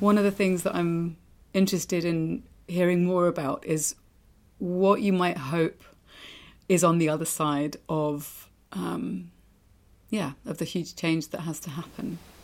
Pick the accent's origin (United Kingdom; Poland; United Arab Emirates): United Kingdom; East Anglia, East of England; moved away as an adult; also born or lived in London; now in Spain; I was born in London, grew up in East Anglia, moved back to London, and then moved back out. Well, moved to Spain